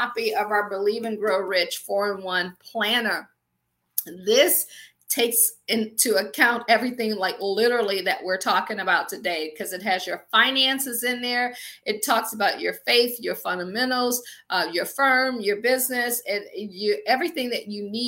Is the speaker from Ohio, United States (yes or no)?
yes; Akron, Ohio, United States; moved away as an adult; also born or lived in Washington, D.C. / Baltimore / Pittsburgh; I am from Akron, Ohio. I always joke and say I grew up shy, sheltered in church basically 6 days a week.